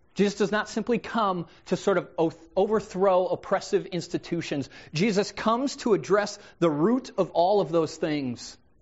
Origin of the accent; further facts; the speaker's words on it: United States; I'm an American. I live in the land of the free.